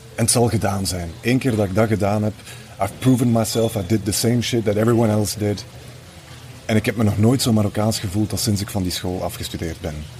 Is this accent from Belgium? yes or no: yes; Flanders, Belgium; ik kom natuurlijk uit Vlaanderen